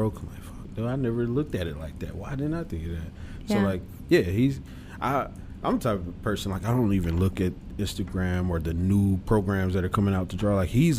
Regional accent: Mississippi, United States; moved away; also born or lived in Atlanta, Georgia; I'm from Mississippi, but I lived in Atlanta.

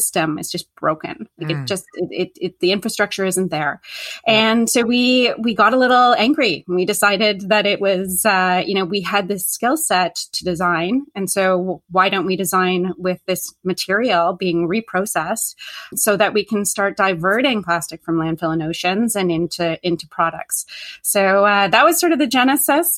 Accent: Canada; I am Canadian and I'm in Canada

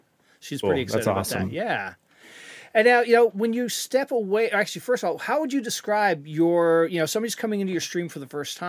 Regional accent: Canada; I'm Canadian, so I got to, you know, it's got to be my favorite sport.

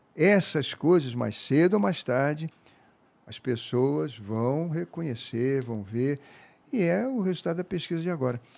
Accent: Rio de Janeiro, Brazil; also born or lived in Africa; Eu conheço o povo da minha terra, o povo do Rio de Janeiro.

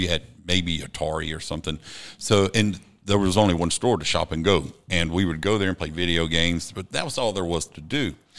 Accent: Savannah, Georgia, United States; also born or lived in Columbia, South Carolina; I grew up in Windsor Forest, but in Georgetown

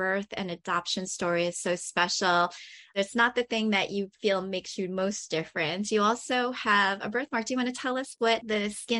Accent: Long Island, New York, United States; also born or lived in Korea; I grew up on Long Island, and in Queens

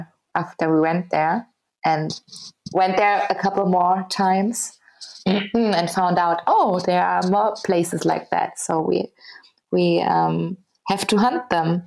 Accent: Berlin, Germany; I'm from Berlin

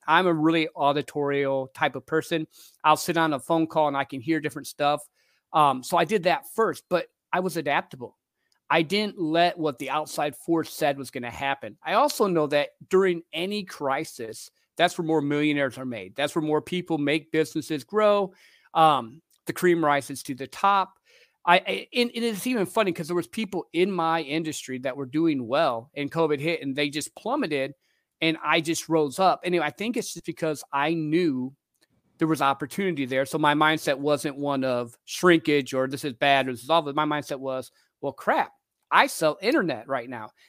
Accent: Midwest, United States; I grew up in the Midwest in a little country town

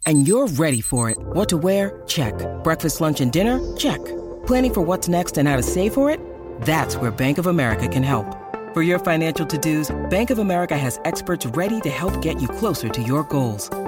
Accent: Vermont, United States; moved away as an adult; also born or lived in Australia / Denmark; now in Minnesota, United States; I was born and raised in Vermont

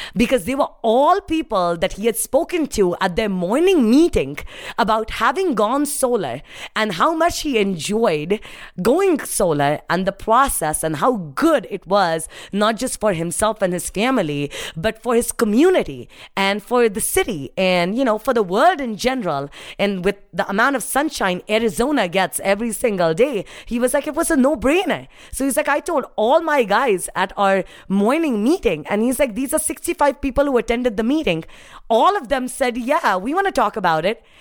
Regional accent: India; moved away as an adult; now in United States; my life growing up in India, uh, standing underneath a street light, not having electricity

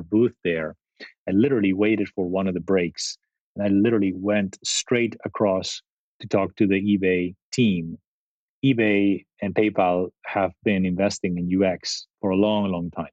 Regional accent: Spain; moved away as an adult; also born or lived in Italy / San Jose, United States; now in Silicon Valley, United States; I grew up in in Spain and, and and actually before Spain, Italy

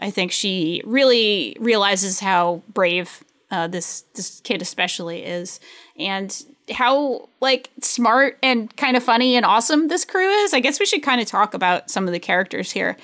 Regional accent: United States; being American

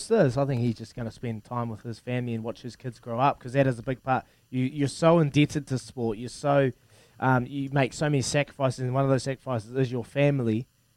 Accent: Hawke's Bay, New Zealand; I'm from Hawke's Bay and I went to school with his kids

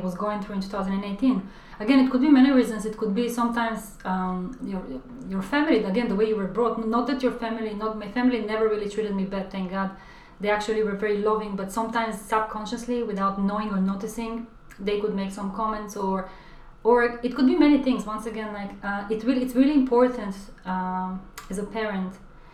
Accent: Israel; moved away as an adult; now in London, United Kingdom; growing up in Israel

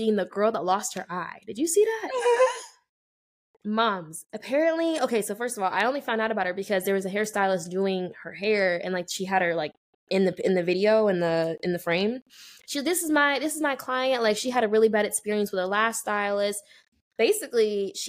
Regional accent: Las Vegas, Nevada, United States; Shout out my hometown

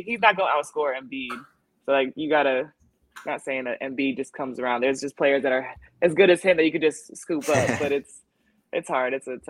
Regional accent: Iowa, United States; moved away as an adult; also born or lived in Connecticut / New York / Las Vegas / Europe; I was born in Iowa. That's the middle of the country. I went to college in Connecticut. That's East Coast. I played in New York for 6 years. East Coast.

